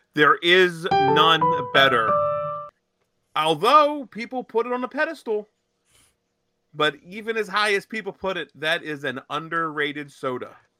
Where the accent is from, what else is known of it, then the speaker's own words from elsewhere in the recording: Lancaster County, Pennsylvania, United States; I grew up in Lancaster County